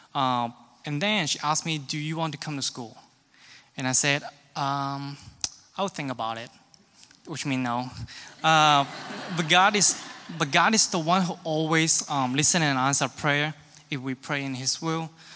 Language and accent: English; Hong Kong; now in Kansas City, United States; I am from Hong Kong